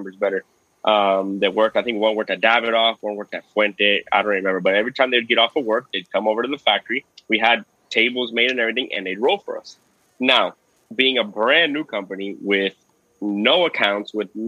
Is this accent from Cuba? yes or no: yes; Cuba; I'm Cuban. I stick out over there like a sore thumb